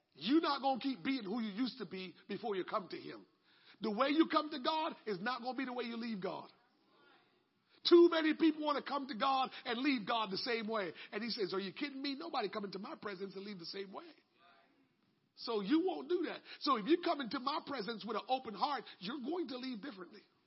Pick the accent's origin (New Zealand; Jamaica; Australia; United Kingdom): Jamaica; moved away; When I grew up in Jamaica and you want to get baptized, you had to bring your own clothes.